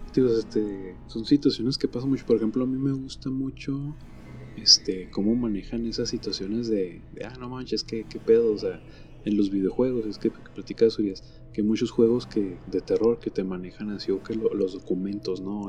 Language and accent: Spanish; Mexico; Nosotros sabemos aquí en México